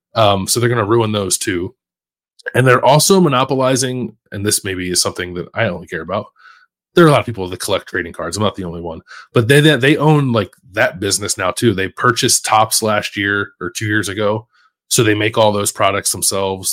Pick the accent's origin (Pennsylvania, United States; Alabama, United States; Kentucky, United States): Pennsylvania, United States; Philadelphia; moved away as an adult; now in Columbus, United States; kid growing up in Philly